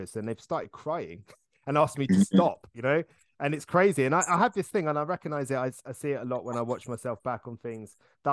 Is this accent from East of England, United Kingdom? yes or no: yes; Hertfordshire, East of England, United Kingdom; we grew up in Hertfordshire.